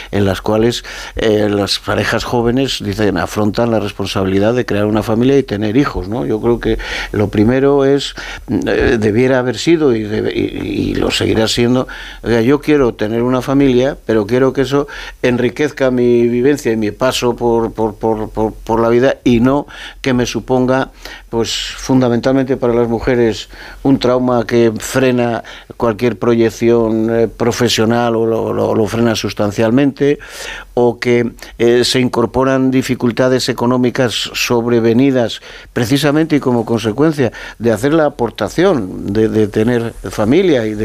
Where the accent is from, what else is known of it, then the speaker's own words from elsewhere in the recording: Castile and León, Spain; lo dices a un castellano leonés, ¿no? Que, que el problema demográfico en mi tierra, en mi comunidad autónoma